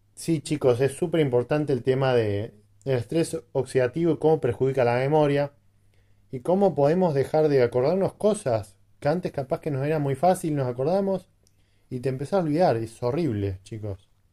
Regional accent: Quilmes, Buenos Aires Province, Argentina; Soy de Buenos Aires, de zona sur. Para que conozca la cerveza Quilmes, de ahí, precisamente

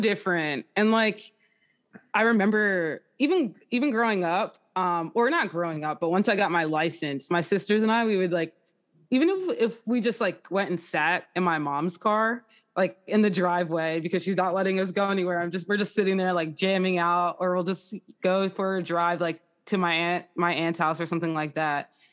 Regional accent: Jackson, New Jersey, United States; I am from Jackson, New Jersey, so that's, like, Six Flags.

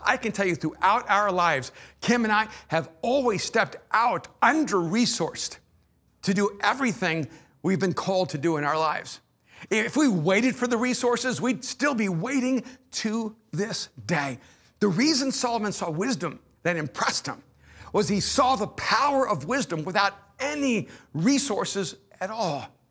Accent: El Salvador; moved away; I'm an immigrant from El Salvador

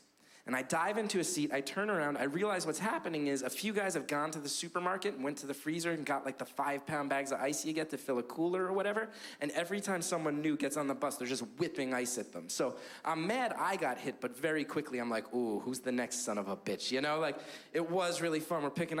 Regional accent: New Jersey, United States; I grew up in New Jersey in a neighborhood called Down the Hill. It was the tough part of town.

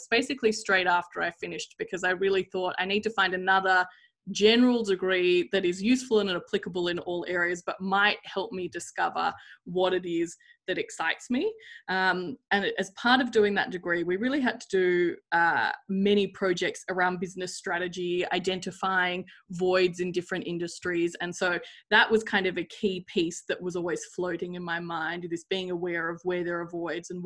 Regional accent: Sydney, New South Wales, Australia; growing up in Sydney and going to a private school

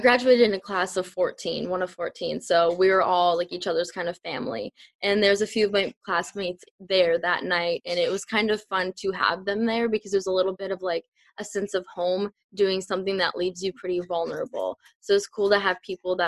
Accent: a small town in Minnesota, United States; I grew up in a small town. Still am here.

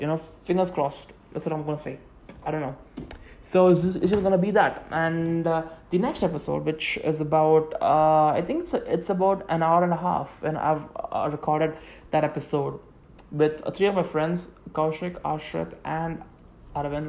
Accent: Tamil Nadu, India; first language Tamil; English is a second language; I'm an Indian. I'm from South India, and uh, I mean like from Tamil Nadu.

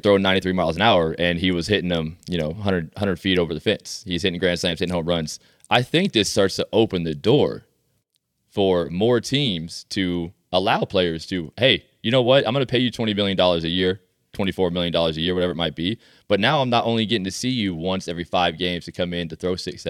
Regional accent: United States; That's the cocky American coming out of me.

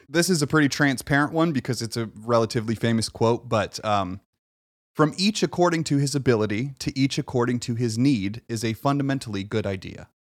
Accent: United States; I was born here

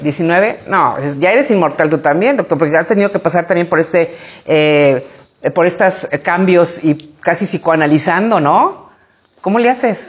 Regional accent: San Miguel de Allende, Guanajuato, Mexico; es mi pueblo, es puro arraigo, es puro cariño

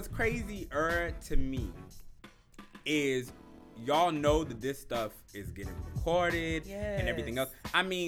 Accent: Alabama, United States; now in Louisville, United States; my home state of Alabama

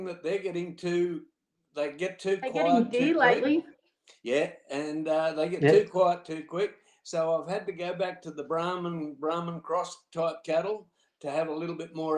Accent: Casino, New South Wales, Australia; I'm from Casino, or Tatum actually, which is between Casino and Corakai.

